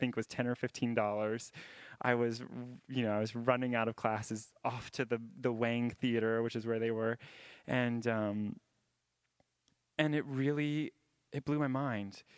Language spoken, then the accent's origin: English; Jacksonville, Florida, United States; moved away as an adult; also born or lived in Boston; I grew up in Jacksonville, Florida